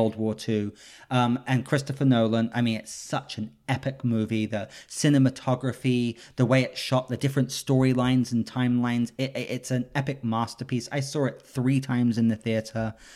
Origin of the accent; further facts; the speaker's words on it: London, United Kingdom; moved away; I grew up in Notting Hill